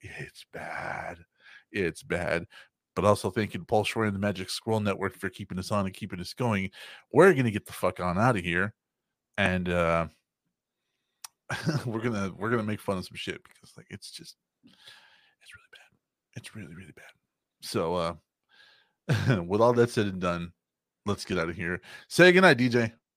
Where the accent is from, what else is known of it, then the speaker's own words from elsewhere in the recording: United States; we're American